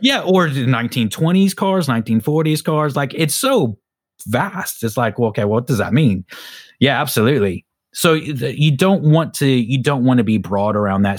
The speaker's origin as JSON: {"language": "English", "country": "United States", "moved": "yes", "lives_now": "United Kingdom", "said": "I'm an American, so back in America"}